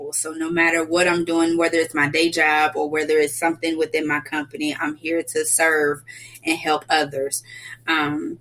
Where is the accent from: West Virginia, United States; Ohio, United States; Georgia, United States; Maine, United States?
Georgia, United States; Atlanta; I was born and raised right here in Atlanta.